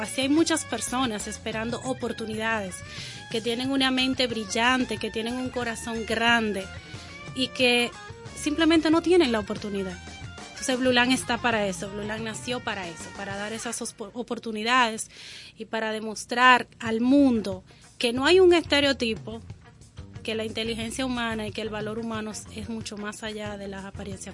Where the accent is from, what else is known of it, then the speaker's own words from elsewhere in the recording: Dominican Republic; yo me siento una dominicana orgullosa